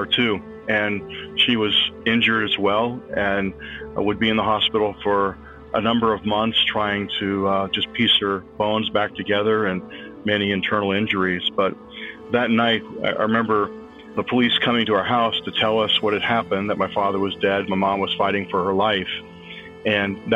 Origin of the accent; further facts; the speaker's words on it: San Francisco Bay Area, California, United States; now in Springfield, United States; I grew up in the San Francisco Bay Area